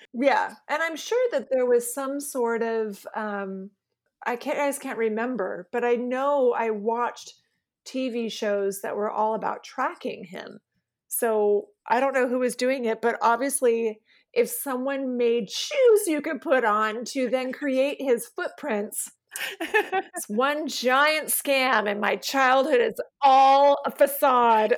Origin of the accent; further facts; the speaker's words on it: West Linn, Oregon, United States; also born or lived in Arizona; we lived, um, just outside of Portland in a, in a, a city called West Lynn.